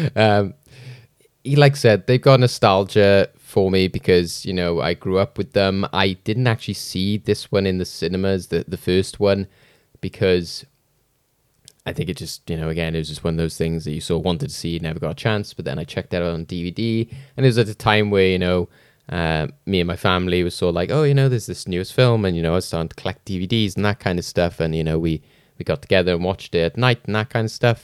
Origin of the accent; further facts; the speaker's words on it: Wales, United Kingdom; as a Welsh person